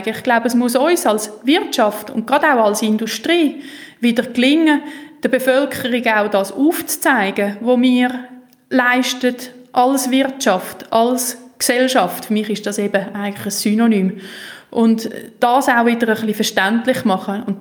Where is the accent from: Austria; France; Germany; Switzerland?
Switzerland; Und die Kombination von Bodenständigkeit, Tradition, aber doch Weltoffenheit, wo wir müssen haben als Schweizer, weil wir sind ja wirklich schnell im Ausland, wenn wir von daheim anfangen losfahren